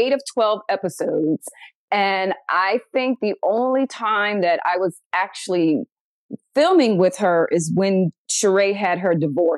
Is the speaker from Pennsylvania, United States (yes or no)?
yes; Philadelphia, Pennsylvania, United States; I'm from Philly. Okay. Oh. And so being from Philly, you know, we're very quick witted